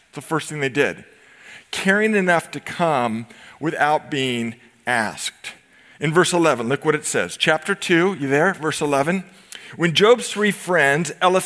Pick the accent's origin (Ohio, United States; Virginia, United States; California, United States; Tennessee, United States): California, United States; Novato; I grew up in Novato